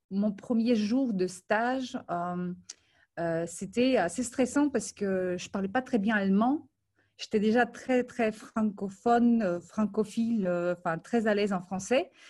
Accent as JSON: {"language": "French", "country": "Ukraine", "tie": "born there", "also_born_or_lived": "Moldova", "said": "euh, je suis née en Ukraine, ensuite j'ai passé quelques années à Moldavie."}